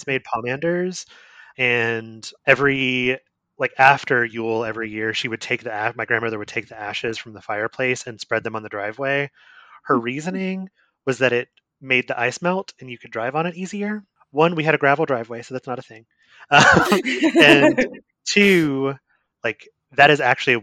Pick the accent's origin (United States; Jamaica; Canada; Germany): United States; Appalachia, Eastern Kentucky foothills; the part of Appalachia that I'm from is obviously like the Eastern Kentucky part. Traditionally speaking, if you're talking to someone from Appalachia or someone in Appalachia in Kentucky, I'm from the foothills.